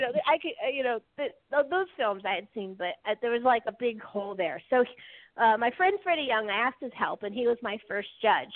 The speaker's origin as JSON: {"language": "English", "region": "California", "country": "United States", "moved": "yes", "lives_now": "New Jersey, United States", "said": "I'm coming at it as a Californian."}